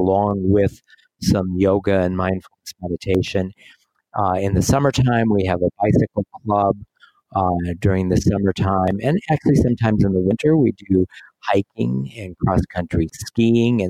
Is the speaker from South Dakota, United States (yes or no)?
yes; South Dakota, United States; now in Des Moines, United States; I grew up in South Dakota, but I've been living here in Des Moines, Iowa for 30 years